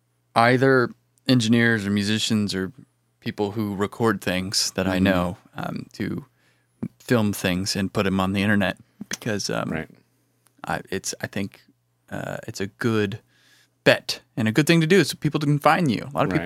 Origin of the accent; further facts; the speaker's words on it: Illinois, United States; Well, I grew up in Central Illinois, and I got into music in middle school, high school